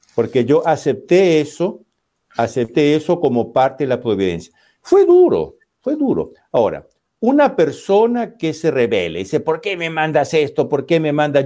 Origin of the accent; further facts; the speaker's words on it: Peru; now in Italy; yo soy peruano